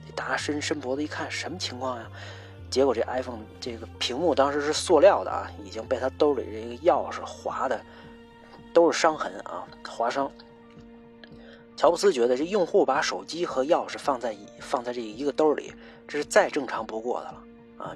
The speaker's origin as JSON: {"language": "Chinese", "country": "China", "said": "咱作为一个中国人"}